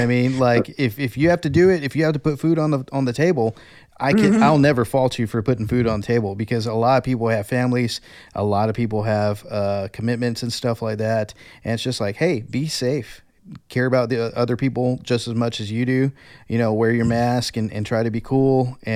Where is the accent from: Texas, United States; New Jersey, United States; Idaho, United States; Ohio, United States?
Texas, United States; Kingsville; I'm from Kingsville, and I played in jazz bands from sixth grade through 5 years of college